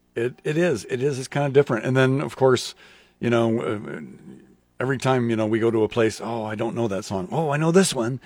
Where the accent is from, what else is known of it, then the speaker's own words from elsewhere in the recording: Lincoln, Nebraska, United States; I grew up in Southwest Lincoln